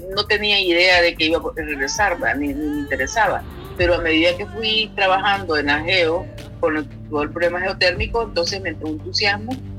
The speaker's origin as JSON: {"language": "Spanish", "country": "El Salvador", "moved": "yes", "lives_now": "Athens, United States", "said": "como mujer latina, salvadoreña"}